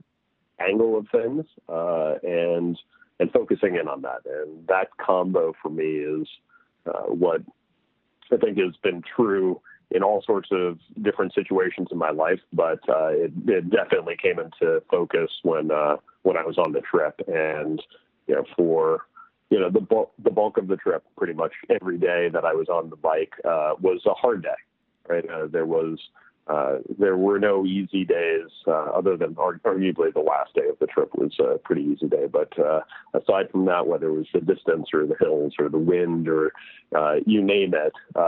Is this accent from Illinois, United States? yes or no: no; New York City, New York, United States; I grew up in New York City